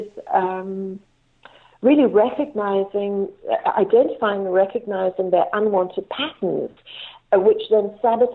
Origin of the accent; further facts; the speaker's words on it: Cape Town, Western Cape, South Africa; I was born in Cape Town